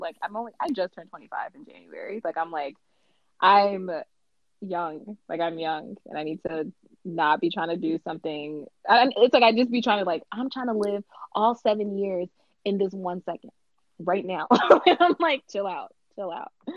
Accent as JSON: {"language": "English", "town": "Chicago", "region": "Illinois", "country": "United States", "tie": "born or raised there", "also_born_or_lived": "Nigeria", "said": "I've been living in the Chicagoland area"}